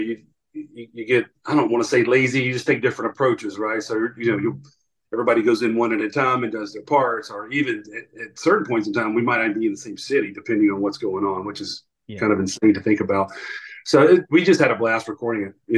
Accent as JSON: {"language": "English", "town": "Atlanta", "region": "Georgia", "country": "United States", "tie": "born or raised there", "said": "Yeah, so we grew up in Georgia. We were born and raised in Atlanta"}